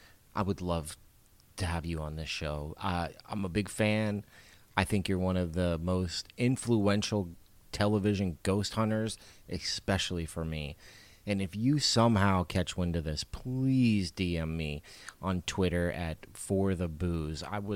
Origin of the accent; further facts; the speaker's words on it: Massachusetts, United States; moved away; I'm originally from Massachusetts